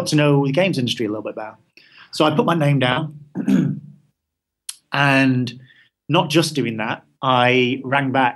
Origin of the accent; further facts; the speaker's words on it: Manchester, North West England, United Kingdom; I'm from Manchester, so there's not that many game studios around there